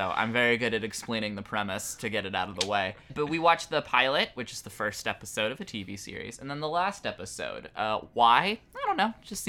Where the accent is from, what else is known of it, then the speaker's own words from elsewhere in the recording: Washington, District of Columbia, United States; It's set in my hometown, Washington, D.C.